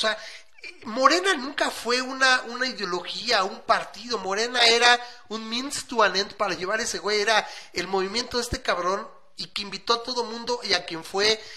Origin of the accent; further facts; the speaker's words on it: Mexico; nosotros los mexicanos